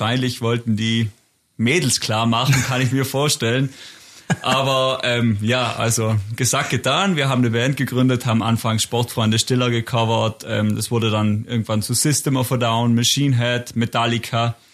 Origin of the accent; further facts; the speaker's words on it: Barbian, Trentino-Alto Adige, Italy; Wir kommen aus Barbian, das ist eine kleine Gemeinde im Eisacktal, also ungefähr wirklich, also ich würde sagen, im Herzen von Südtirol ist es wirklich genau in der Mitte.